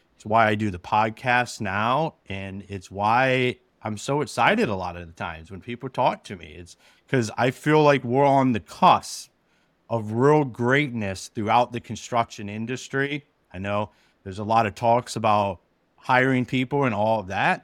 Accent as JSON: {"language": "English", "town": "Akron", "region": "Ohio", "country": "United States", "moved": "as an adult", "lives_now": "Michigan, United States", "said": "I'm originally from Akron, Ohio"}